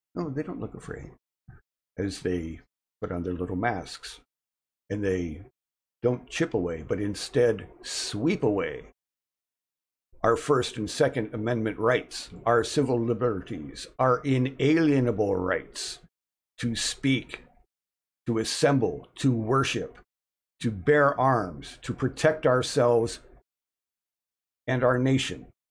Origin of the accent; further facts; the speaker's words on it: United States; We are the American people